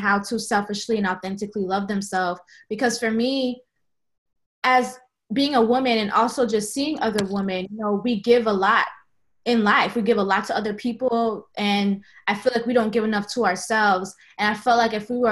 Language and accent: English; Sunrise, Florida, United States; moved away as an adult; also born or lived in Tallahassee, Florida; now in Atlanta, United States; I grew up in Sunrise, Florida, Fort Lauderdale area.